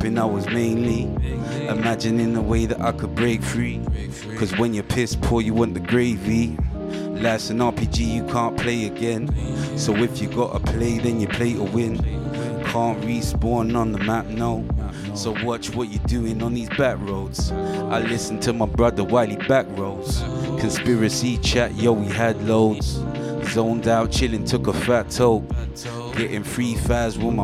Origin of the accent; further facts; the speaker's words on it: London, United Kingdom; Growing up in Tottenham.